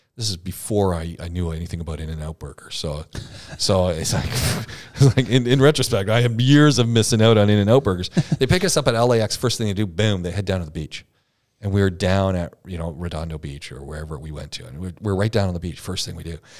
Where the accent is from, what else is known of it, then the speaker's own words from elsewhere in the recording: Southern Ontario, Canada; I come from Southern Ontario is where I grew up